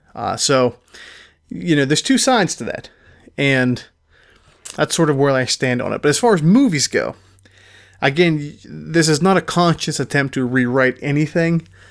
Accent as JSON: {"language": "English", "town": "Pittsburgh", "region": "Pennsylvania", "country": "United States", "said": "I am from Pittsburgh"}